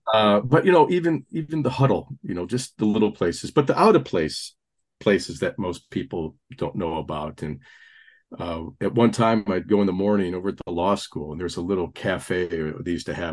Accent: Gary, Indiana, United States; Catholic kid from the Rust Belt, you know, growing up in the Gary, Indiana area

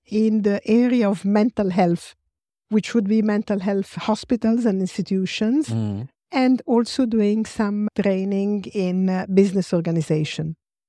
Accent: Rome, Lazio, Italy; English is a second language; I come from Rome. I'm Italian and I live in Rome.

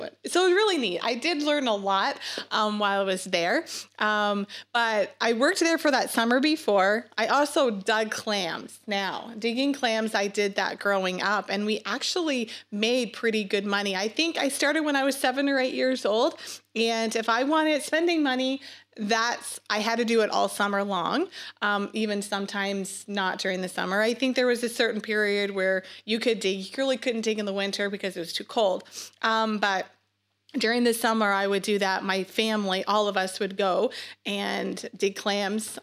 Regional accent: Sonora, Nova Scotia, Canada; moved away; I grew up in Nova Scotia. Canada, um, in a really small fishing town. It's called Sonora

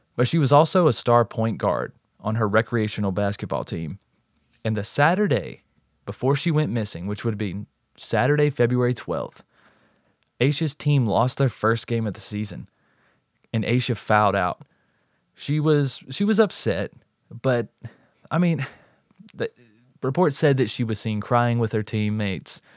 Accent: North Carolina, United States; I'm actually from the North Carolina area myself

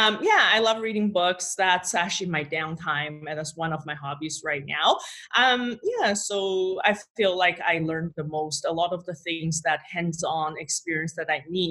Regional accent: China; moved away; I'll probably explore my home country. I'm from China.

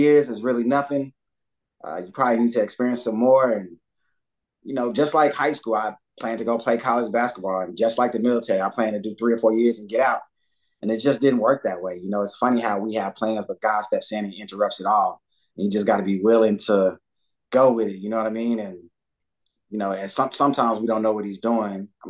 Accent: Dallas, Texas, United States; moved away as an adult; growing up in Dallas and then being in the military

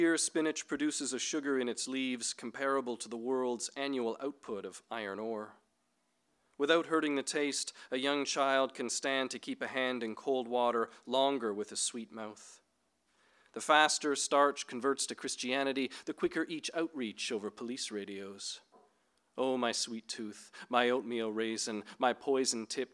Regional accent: Northern Ontario, Canada; I grew up in Northern Ontario in Canada near pulp mills

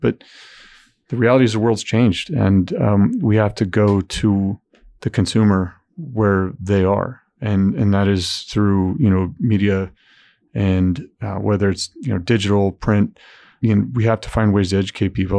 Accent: Southern California, United States; now in Indiana, United States; I grew up in Southern California.

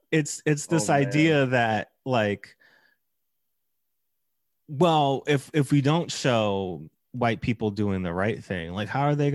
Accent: New York, United States; And I grew up in Brooklyn. I walked to school with people of all shapes, sizes, and colors.

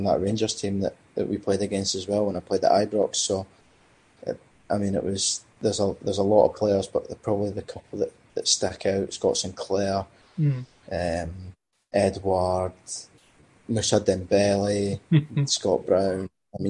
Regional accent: Cyprus; born there; Because obviously I was born in Cyprus

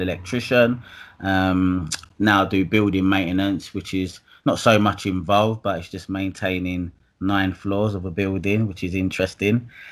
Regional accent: Dagenham, London, United Kingdom; also born or lived in Hackney, London / Dalston, London; I'm from Essex. Um, I was born in Hackney, um, Homerton Children's Hospital

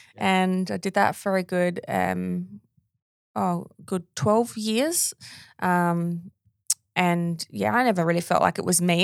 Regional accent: Australia; my hometown

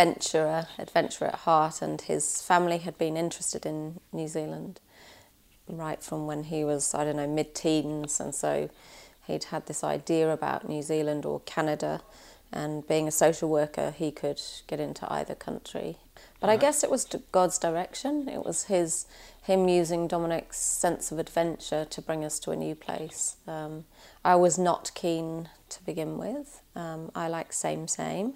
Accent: Worcester, West Midlands, United Kingdom; moved away as an adult; also born or lived in Walthamstow, London; I was born actually in Walthamstow in England, 1970. And I lived for most of my, early childhood up to my early 20s in a place called Worcester

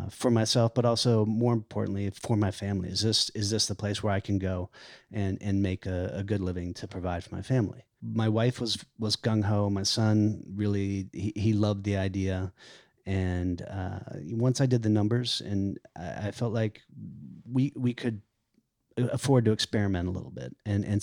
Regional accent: the South, United States; And I grew up in the South, and I like that.

